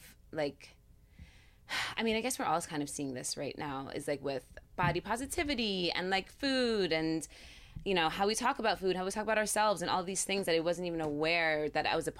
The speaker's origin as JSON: {"language": "English", "town": "Narrowsburg", "region": "New York", "country": "United States", "tie": "born or raised there", "moved": "yes", "said": "I grew up in the Catskills"}